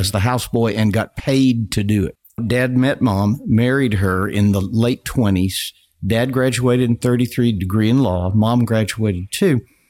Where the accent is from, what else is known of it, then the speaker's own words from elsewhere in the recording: Casper, Wyoming, United States; born there; now in Arkansas, United States; Well, the way I ended up in Arkansas, I was born in Wyoming, as you mentioned, Casper.